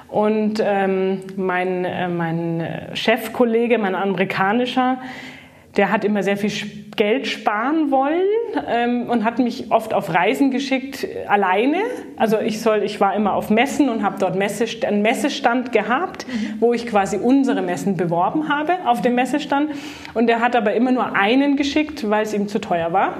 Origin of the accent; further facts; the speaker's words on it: Greater Munich area, Bavaria, Germany; also born or lived in Baden-Württemberg / United States; groß geworden bin ich im, im Großraum München